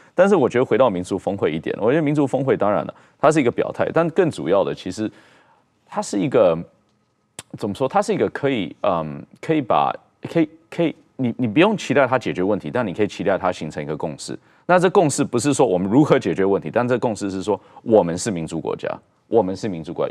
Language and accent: Chinese; Taiwan; 我们台湾人民